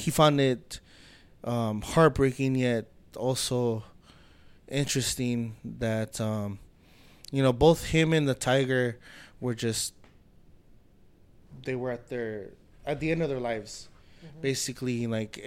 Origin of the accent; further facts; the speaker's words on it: United States; my brother and I, we're American, we were born here, we're U.S. citizens, but, you know, to us, ourselves, we're full-blooded Bolivians